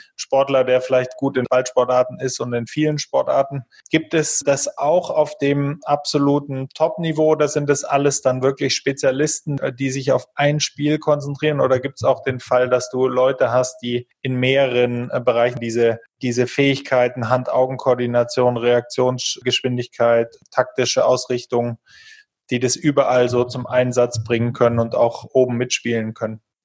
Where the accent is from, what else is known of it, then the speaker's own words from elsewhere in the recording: Germany; wir vielleicht auch als Deutsche